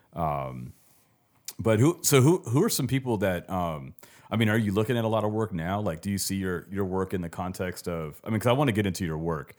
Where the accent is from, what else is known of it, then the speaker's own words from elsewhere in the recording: Los Angeles, California, United States; moved away as an adult; growing up around Venice Beach.